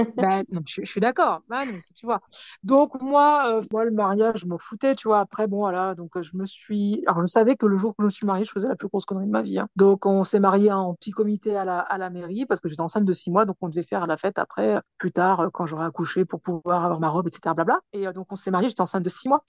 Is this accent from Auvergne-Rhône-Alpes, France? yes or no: no; Pantin, Île-de-France, France; je suis de Pantin